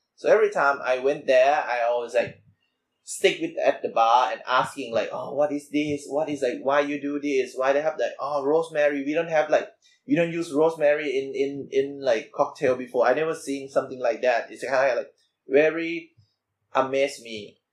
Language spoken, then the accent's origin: English; Bangkok, Thailand; I'm from Bangkok, Thailand